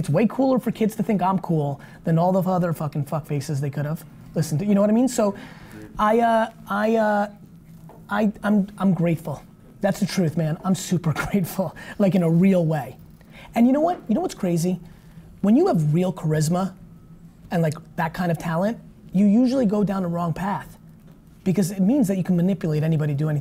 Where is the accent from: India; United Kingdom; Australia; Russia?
Russia; I was born in Soviet Russia